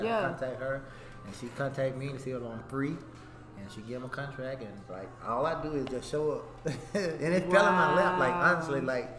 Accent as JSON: {"language": "English", "town": "Canton", "region": "Mississippi", "country": "United States", "said": "from Canton, Mississippi."}